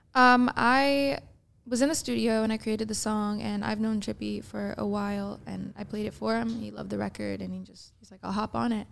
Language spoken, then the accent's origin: English; St. Louis, Missouri, United States; from the midwest because i am